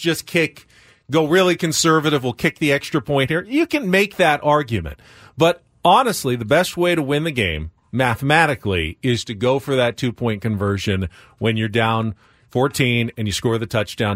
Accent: San Diego, California, United States; I grew up in San Diego.

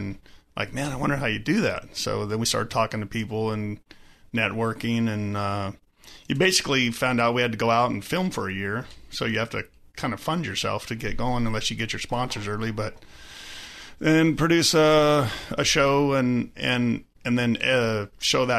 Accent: California, United States; In Southern California.

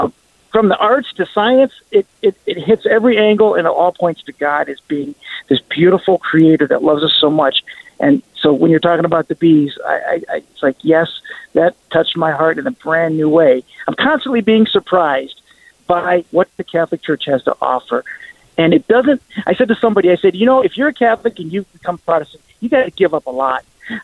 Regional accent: Kingston, Ontario, Canada; born there; Well, I'm sort of Canadian. I was born in Canada. I was born in Kingston, Ontario.

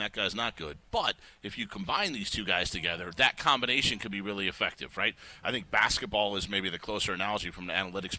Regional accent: Chicago, Illinois, United States; moved away; I grew up in Chicago watching Michael Jordan and Walter Payton

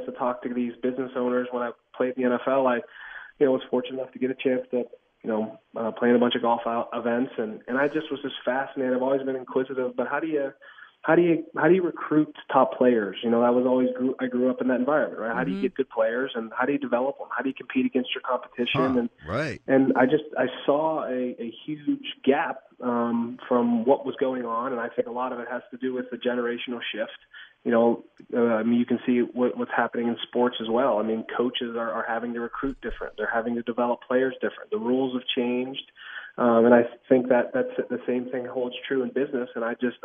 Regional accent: Pittsburgh, Pennsylvania, United States; born or raised there; moved away as an adult; now in Kansas City, United States

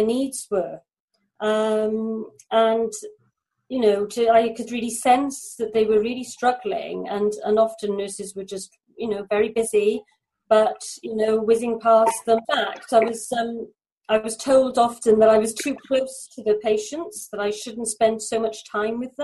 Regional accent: Mumbles, Wales, United Kingdom; I'm from South Wales in the UK. I'm from a little place called Mumbles.

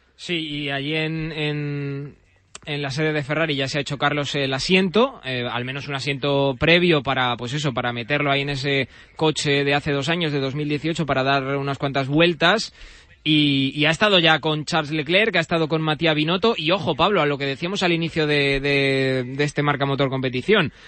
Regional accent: Alcázar de San Juan, Castilla-La Mancha, Spain; Yo es que soy de allí, de Ciudad Real, de, Alcázar de San Juan

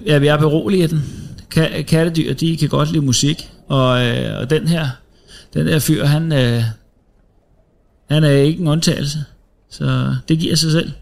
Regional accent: Næstved, Zealand, Denmark; jeg er fra Næstved

